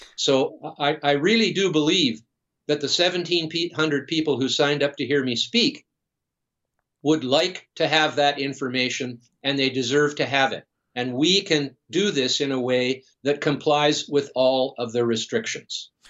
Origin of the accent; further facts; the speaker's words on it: British Columbia, Canada; being from British Columbia, of course, I've grown up, I was born here and lived here all my life.